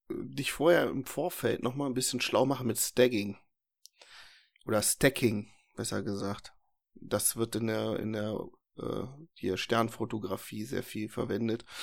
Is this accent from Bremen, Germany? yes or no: no; Herzberg am Harz, Lower Saxony, Germany; Mühlenberg, da komme ich her aus der Ecke. Also Herzberg.